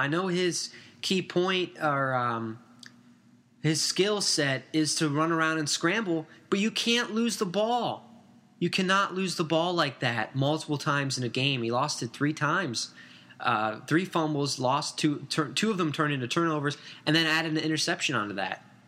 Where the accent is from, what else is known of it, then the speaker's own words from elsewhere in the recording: Pittsburgh, Pennsylvania, United States; moved away; I'm originally from Pittsburgh